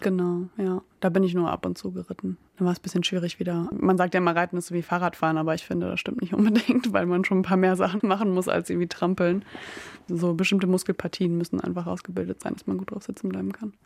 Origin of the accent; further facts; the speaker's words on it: Emsland, Lower Saxony, Germany; moved away as an adult; also born or lived in near Oldenburg; now in Bremen, Germany; Also ich bin in der Nähe von Oldenburg geboren und dann im Emsland aufgewachsen, in einem kleinen Dorf.